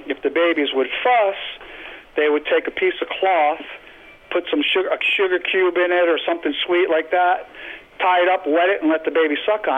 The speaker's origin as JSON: {"language": "English", "region": "Massachusetts", "country": "United States", "moved": "yes", "lives_now": "South Carolina, United States", "said": "I live in South Carolina now, but I'm originally from Massachusetts."}